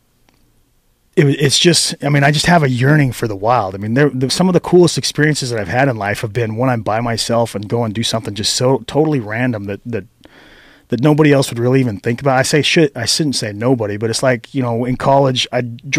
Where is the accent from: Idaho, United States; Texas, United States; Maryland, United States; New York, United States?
Idaho, United States; Moore; I grew up right in Moore, went to school in Mackey and Arco.